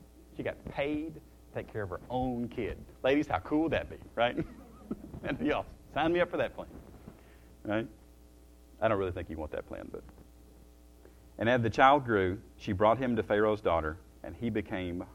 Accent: the South, United States; I slur it sometimes because I'm from the South

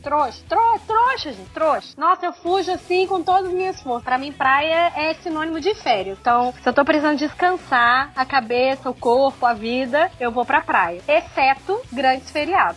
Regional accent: Rio de Janeiro, Brazil; eu sou carioca, eu fui criada em praia

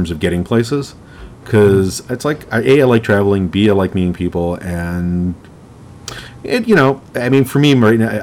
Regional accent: New York, United States; I'm from New York

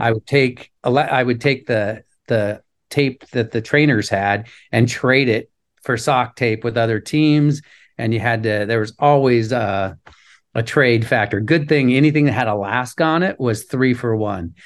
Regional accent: Anchorage, Alaska, United States; moved away as an adult; I was born and raised in Anchorage

